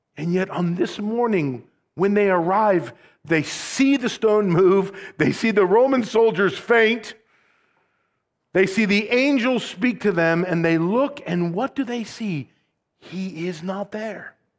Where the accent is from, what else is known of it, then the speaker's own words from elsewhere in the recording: Rockford, Illinois, United States; moved away; also born or lived in Southern California; I'm from Rockford